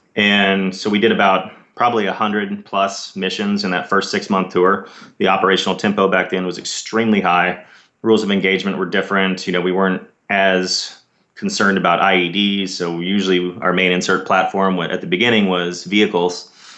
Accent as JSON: {"language": "English", "town": "Dallas", "region": "Texas", "country": "United States", "tie": "born or raised there", "said": "I grew up in Dallas, Texas, and did my undergrad at Southern Methodist University"}